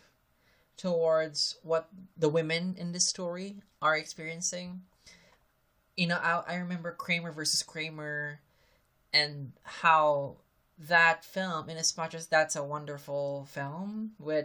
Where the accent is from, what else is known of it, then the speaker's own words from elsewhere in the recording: Philippines; I'm Filipino